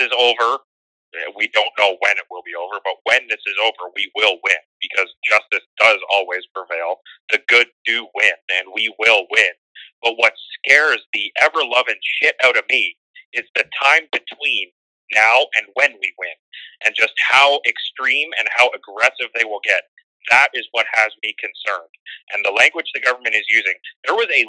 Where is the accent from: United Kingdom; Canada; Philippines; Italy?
Canada; I'm Canadian